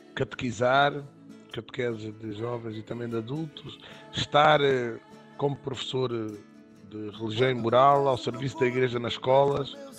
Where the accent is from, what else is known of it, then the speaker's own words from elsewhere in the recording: Évora, Alentejo, Portugal; sou de Évora uh, e vivo em Évora